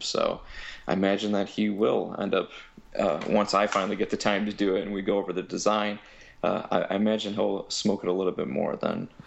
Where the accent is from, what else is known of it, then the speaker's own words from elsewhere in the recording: Bellevue, Ohio, United States; I'm from Bellevue, Ohio. It's just a small town in Ohio